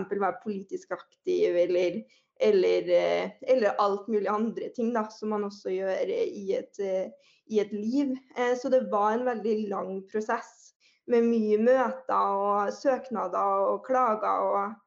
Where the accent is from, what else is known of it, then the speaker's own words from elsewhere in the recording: Trøndelag, Norway; jeg er trønder, som man sikkert eh, allerede hører